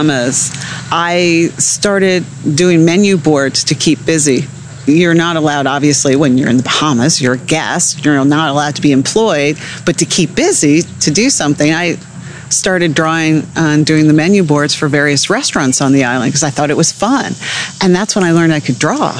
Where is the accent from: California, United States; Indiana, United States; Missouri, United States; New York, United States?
New York, United States; on the border of Greenwich, Connecticut; now in Annapolis, United States; Originally, I'm from New York, right on the border of Greenwich, Connecticut, New York. Just about an hour outside the city